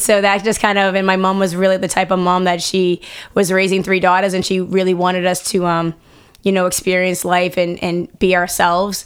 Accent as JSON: {"language": "English", "town": "Boston", "region": "Massachusetts", "country": "United States", "tie": "born or raised there", "said": "growing up in Boston, a mom, wife"}